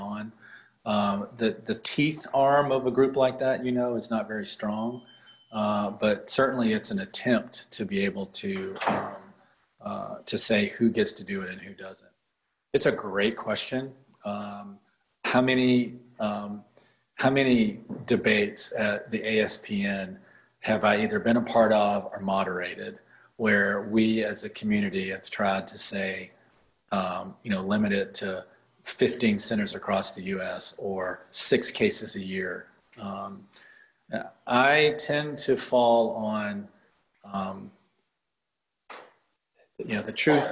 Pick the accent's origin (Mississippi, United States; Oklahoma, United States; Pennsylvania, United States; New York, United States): Mississippi, United States; now in Nashville, United States; I'm from Mississippi